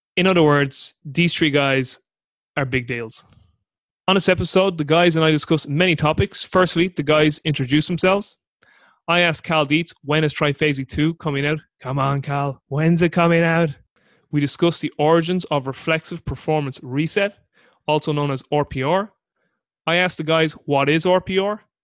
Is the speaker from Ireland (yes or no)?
yes; Ireland; as an Irishman